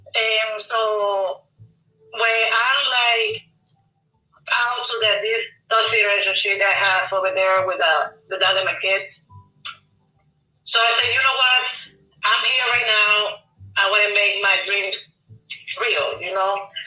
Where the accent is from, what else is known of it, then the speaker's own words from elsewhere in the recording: Bayamón, Puerto Rico; moved away as an adult; now in Florida, United States; I'm from Puerto Rico. I live in Florida. Um, I'm here for 14 years.